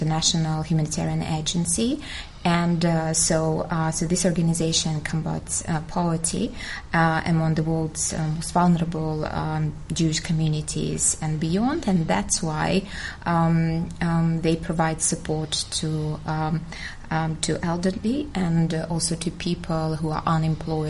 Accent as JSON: {"language": "English", "country": "Ukraine", "tie": "born or raised there", "also_born_or_lived": "Kazakhstan / London", "moved": "as an adult", "lives_now": "United Kingdom", "said": "I was born in Kazakhstan, and later, together with my parents, moved to Ukraine, so where my parents were born"}